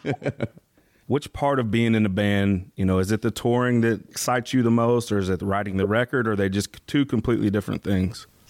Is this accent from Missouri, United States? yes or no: yes; St. Louis, Missouri, United States; we're from the St. Louis area